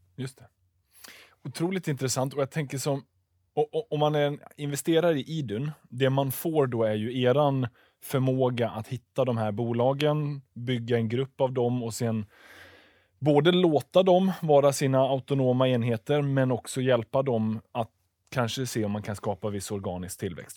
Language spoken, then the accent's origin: Swedish; Tranemo, Västra Götaland, Sweden; jag bor på andra sidan, eh, eller bor, kommer ifrån regionsgränsen i Västra Götaland, Tranemo med mera